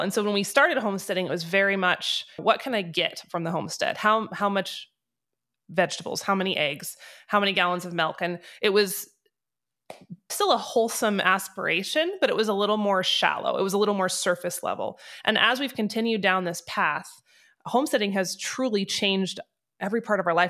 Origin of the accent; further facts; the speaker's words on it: North Idaho, United States; moved away as an adult; now in Wyoming, United States; I grew up in North Idaho.